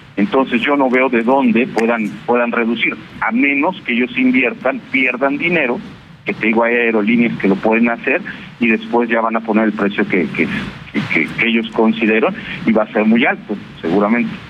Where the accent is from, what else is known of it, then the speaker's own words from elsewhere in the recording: Mexico; yo soy un piloto mexicano que gano aquí en México